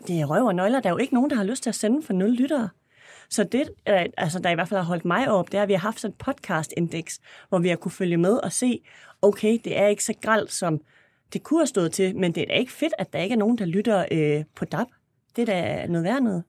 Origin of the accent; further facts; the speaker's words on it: Esbjerg, Southern Denmark, Denmark; moved away; jeg har været i Esbjerg her i weekenden, hvor jeg kommer fra